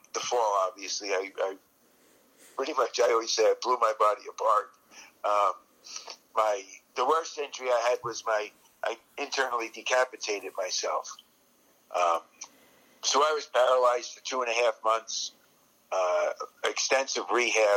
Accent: New Jersey, United States; I grew up in New Jersey.

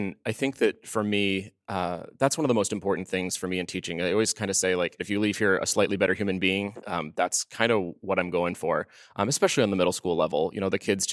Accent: New England, United States; moved away; I'm from New England originally

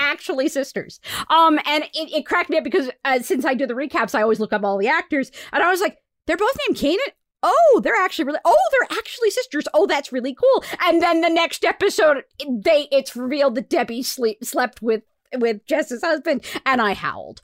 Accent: United States; I'm an American, but my father was not

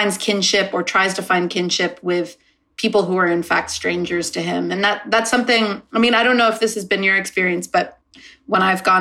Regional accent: United States; now in Los Angeles, United States; growing up in the States

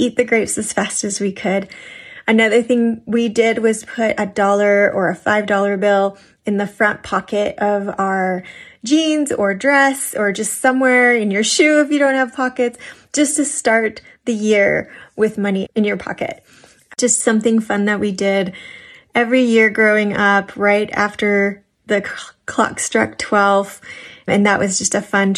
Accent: Massachusetts, United States; I grew up in Massachusetts

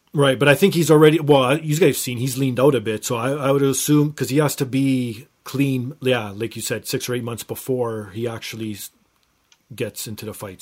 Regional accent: Toronto, Ontario, Canada; my hometown of Toronto

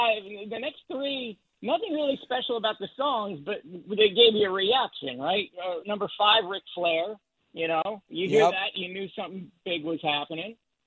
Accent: Tampa, Florida, United States; growing up in Tampa, Florida, hometown guy

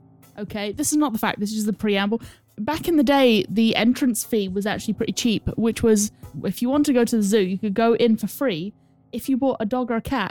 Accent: New Zealand; As a New Zealander

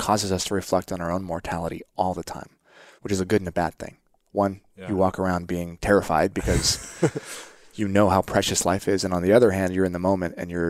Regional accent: Oregon, United States; I saw we grew up part time in Oregon, and I saw my friends' friends were camping and hunting and fishing

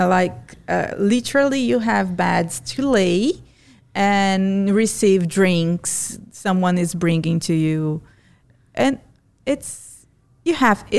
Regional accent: Fortaleza, Ceará, Brazil; Yeah, that's because I'm from Fortaleza.

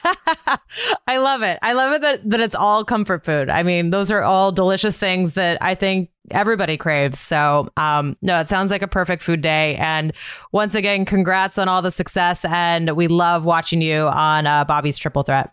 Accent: Montana, United States; I grew up in Montana, so there was a lot of rodeos in my my childhood

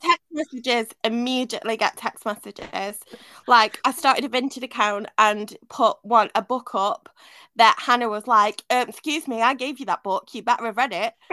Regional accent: Manchester, North West England, United Kingdom; moved away; I grew up partly in Manchester

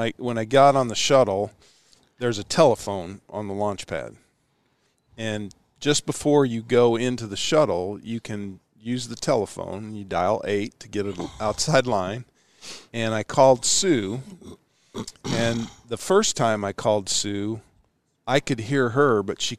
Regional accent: Ashland, United States; when we were growing up in Ashland

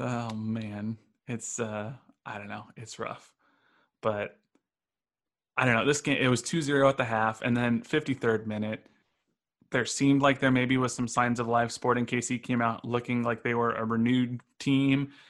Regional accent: Los Angeles, California, United States; moved away as an adult; now in Kansas City, United States; I grew up in L

